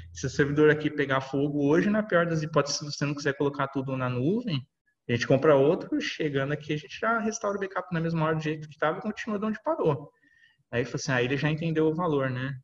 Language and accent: Portuguese; São Paulo, Brazil; Sou de São Paulo, aqui, capital